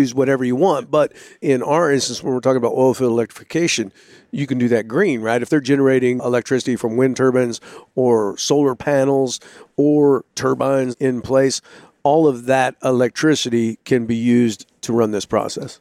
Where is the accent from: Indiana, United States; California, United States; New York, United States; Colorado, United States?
California, United States; moved away; originally I'm from California, I was born in California